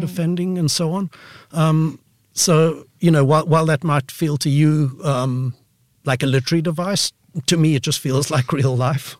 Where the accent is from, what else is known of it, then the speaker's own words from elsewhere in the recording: Pretoria, Gauteng, South Africa; I grew up in Pretoria, which, um, you know, is South Africa's capital city up north